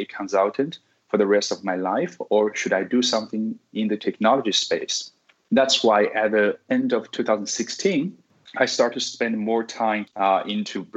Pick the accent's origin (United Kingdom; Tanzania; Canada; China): China; Sichuan; moved away as an adult; also born or lived in United States; now in Singapore; I'm originally from China, from Sichuan province. I'm now living in Singapore.